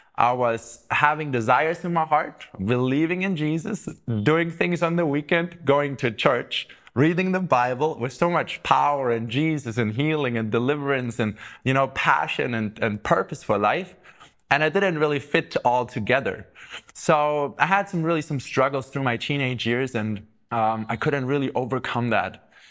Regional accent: Southern Germany, Germany; I grew up in the South

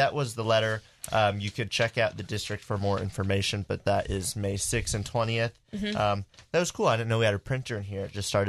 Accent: United Kingdom; I'm British.

